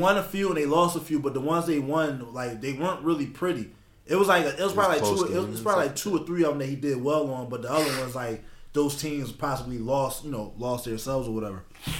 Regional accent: Philadelphia, Pennsylvania, United States; as a Philadelphian

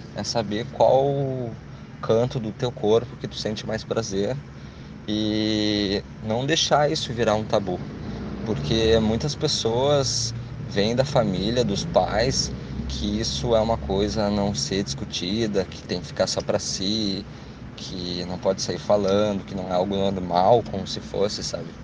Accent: Canoas, Rio Grande do Sul, Brazil; tenho 28 anos, sou de Canoas

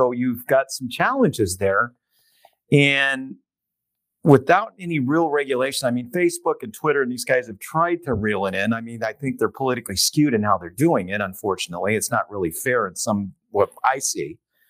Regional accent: San Diego, California, United States; born or raised there

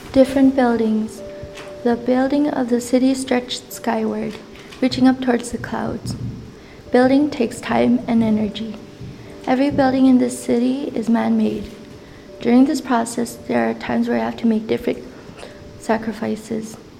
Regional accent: Bethel, Alaska, United States; I'm 17 and I'm from Beth, Alaska

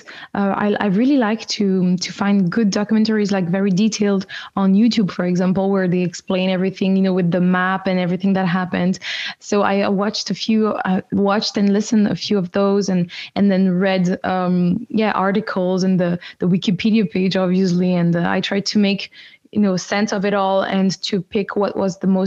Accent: French-speaking part of Switzerland, Romandy, Switzerland; I grew up in the French-speaking part of Switzerland

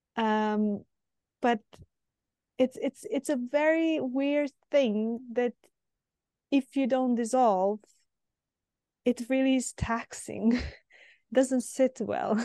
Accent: Serbia; moved away; I'm originally from Serbia

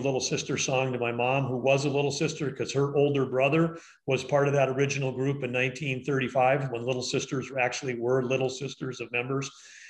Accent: Arthur, North Dakota, United States; I grew up in Arthur, North Dakota. It was a town of, at its peak, about 400 people. I spent my first 18 years there.

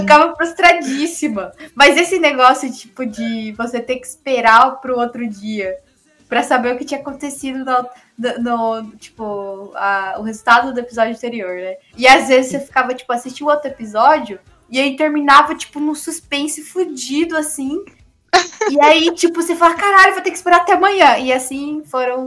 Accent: Camapuã, Mato Grosso do Sul, Brazil; eu morava, eu sou de Camapuã, pra quem não sabe, que é do interior de, de Mato Grosso do Sul

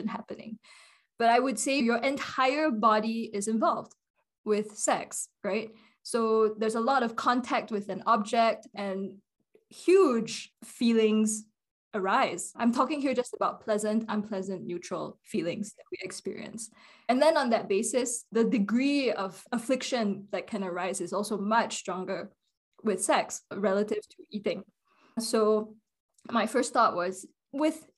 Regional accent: Singapore; moved away as an adult; also born or lived in Princeton, United States / Shravasti Abbey, United States; now in United States; I was born and raised in Singapore

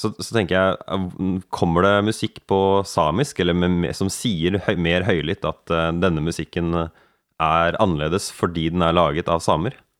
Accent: Norway; Jeg tenker på meg selv som nordmann

